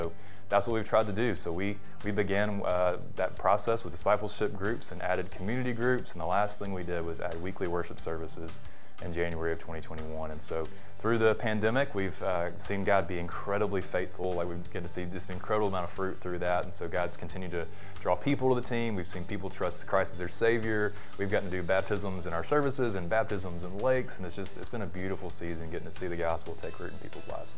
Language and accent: English; Tuscaloosa, Alabama, United States; moved away as an adult; But I grew up in Tuscaloosa. Tuscaloosa is my hometown.